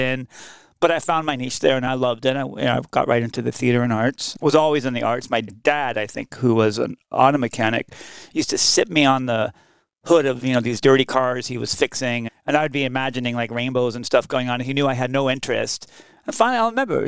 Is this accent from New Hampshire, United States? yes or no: no; San Francisco, California, United States; I was born and raised in San Francisco